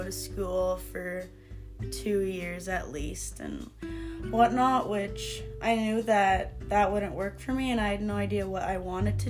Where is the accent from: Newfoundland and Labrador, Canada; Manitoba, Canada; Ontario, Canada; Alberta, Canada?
Manitoba, Canada; Oakburn; also born or lived in Winnipeg, Canada; now in Deloraine, Canada; I grew up in Oakburn, Manitoba, and I went to school in Shoal Lake